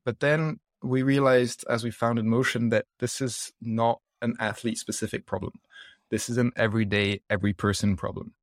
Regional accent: south of France, France; accent: mixed up accent; moved away; also born or lived in Scotland / United States; I grew up in the south of France, like, always surrounded by fresh, healthy food

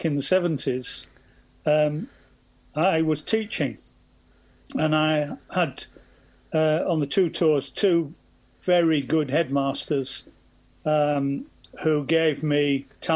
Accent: Scotland, United Kingdom; being Scottish

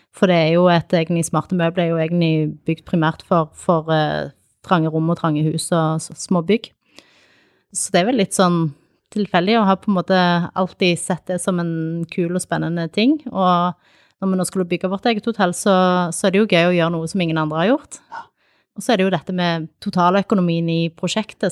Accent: Kilsund, Agder, Norway; also born or lived in Sandnes / Arendal; now in Tromøy, Norway; Opprinnelig så er jeg fra Sandnes. Jeg flytta til Sørlandet da jeg var ni. Jeg eh, bodde i Kilsund egentlig i oppveksten

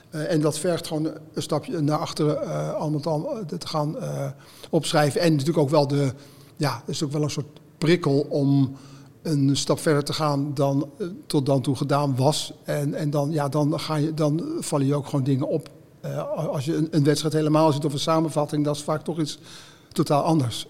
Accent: Haarlem, North Holland, Netherlands; nou kom ik uit Haarlem

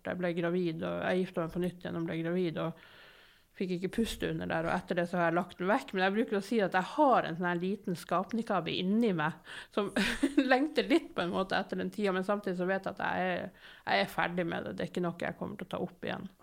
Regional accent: Narvik, Nordland, Norway; moved away as an adult; now in Bergen, Norway; i Nord-Norge med læstadianere på alle kanter

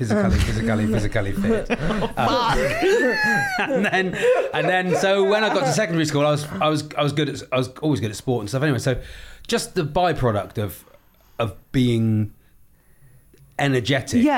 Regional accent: Newton Abbot, South West England, United Kingdom; I'm from Newton Abbott in Devon

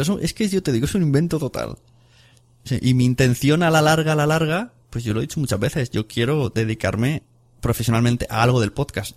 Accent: Catalonia, Spain; soy catalán

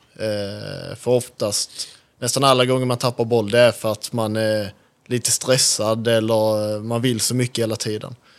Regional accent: Skåne, Sweden; moved away; jag är från Skåne

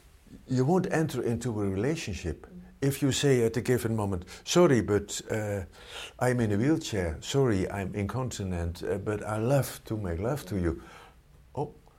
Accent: Netherlands; in the Netherlands, we are very open

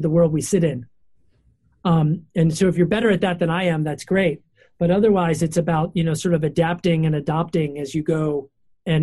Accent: Baltimore, Maryland, United States; I'm from Baltimore

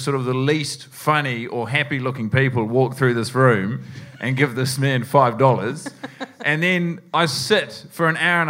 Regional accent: New Zealand; moved away; I moved here from New Zealand to do this.

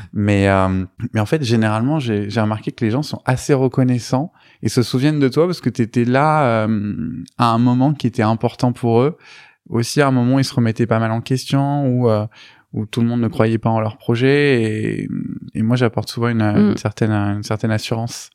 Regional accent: Beauvais, Hauts-de-France, France; also born or lived in Rouen, Normandy / Besançon; je suis normand, euh, je suis né à Rouen. Euh, j'y suis resté à peu près jusqu'à mes 6 ans. Mais après, j'y retourne régulièrement parce que ma, grand-mère euh, y habite. Et sinon, j'ai vécu la plupart de ma vie en, Picardie à Beauvais.

